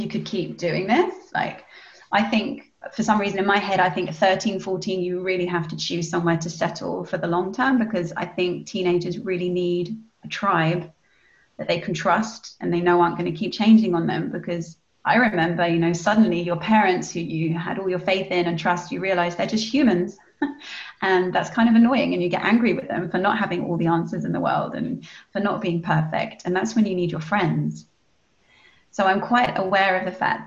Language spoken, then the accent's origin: English; England, United Kingdom; moved away as an adult; also born or lived in Spain / Costa Rica; my mum's German and my dad was Scottish, but we grew up in England